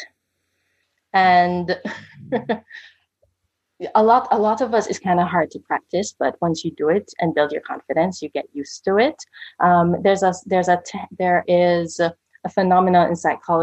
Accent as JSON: {"language": "English", "country": "Jamaica", "said": "I'm Jamaican"}